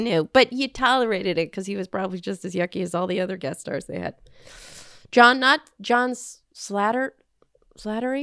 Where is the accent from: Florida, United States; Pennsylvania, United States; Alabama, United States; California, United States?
California, United States; Southern; I'm from Southern California, and I don't know. I, I feel like that's not an accent